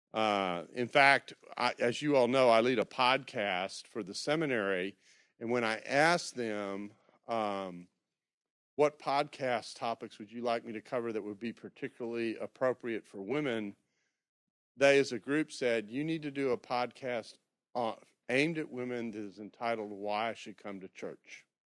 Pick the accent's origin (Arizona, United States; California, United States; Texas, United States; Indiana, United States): Texas, United States; Houston; moved away; I grew up in the Memorial area